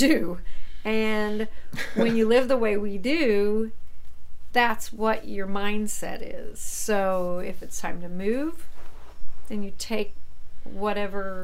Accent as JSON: {"language": "English", "region": "Missouri", "country": "United States", "tie": "born or raised there", "also_born_or_lived": "Iowa / Georgia / Texas", "moved": "as an adult", "said": "I grew up in Missouri"}